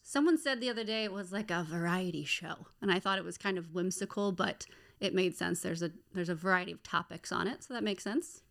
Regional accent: Maryland, United States; moved away as an adult; now in Baltimore, United States; I am born and raised in Maryland

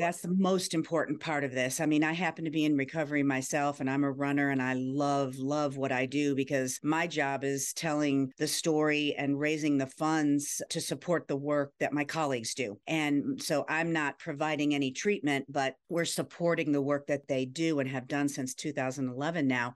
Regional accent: Ohio, United States; now in Virginia, United States; I grew up in Ohio, then moved to Virginia

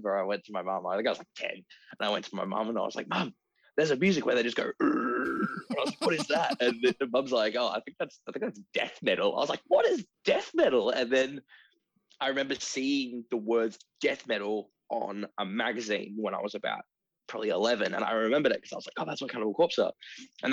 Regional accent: Ballarat, Victoria, Australia; I grew up in Ballarat

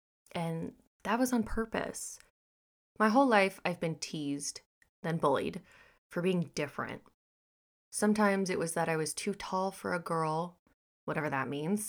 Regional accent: Texas, United States; born there; also born or lived in Missouri; now in Florida, United States; I was born in Texas, spent a third of my life in Missouri, and now reside in the Sunshine State of Florida.

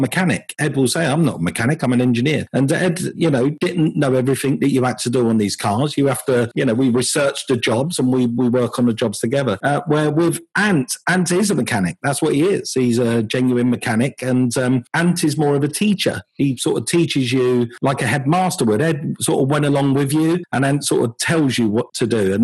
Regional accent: United Kingdom; also born or lived in Los Angeles, United States; We fly back to the UK. This is home. The UK is home

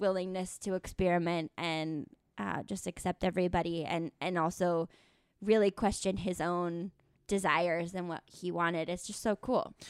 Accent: Tucson, Arizona, United States; I'm from Tucson, Arizona, and we had the rodeo every year

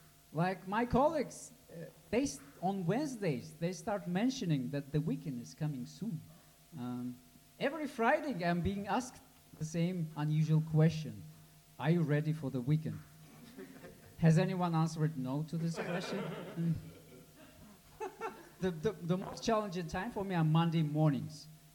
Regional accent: Uzbekistan; And, I'm from Uzbekistan.

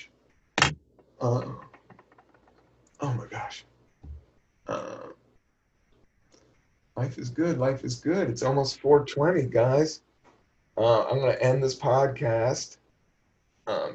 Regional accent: Buena Vista, Virginia, United States; moved away; also born or lived in Washington, D.C.; I grew up a lot of my life in Southern Virginia, Buena Vista, Virginia. I was born in Washington, D.C., downtown D.C. We moved when I was 9, and then we moved to Buena Vista, Virginia.

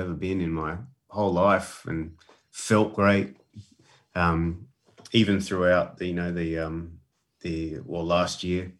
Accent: Adelaide, South Australia, Australia; moved away as an adult; So, Clayton and I, my brother and I, we grew up in Adelaide.

